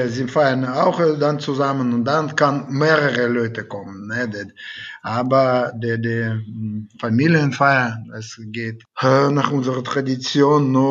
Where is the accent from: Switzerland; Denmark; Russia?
Russia; Siberia; German is a second language; now in Germany; Ich bin eigentlich aus Sibirien gekommen und.